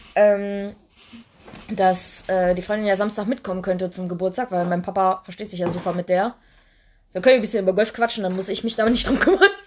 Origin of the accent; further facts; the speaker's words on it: Duisburg, North Rhine-Westphalia, Germany; wir kommen ja aus Duisburg